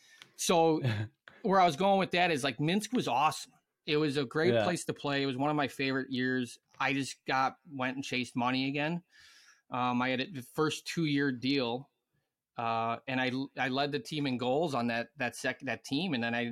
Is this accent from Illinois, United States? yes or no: yes; Illinois, United States; people you would have thought I was from fucking Arizona or something when I said I was from Illinois, you know?